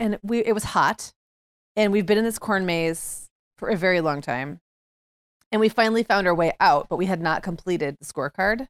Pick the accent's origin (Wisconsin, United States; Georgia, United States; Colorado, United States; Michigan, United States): Michigan, United States; Upper; moved away; when I grew up in Upper Michigan, it was often very cold by October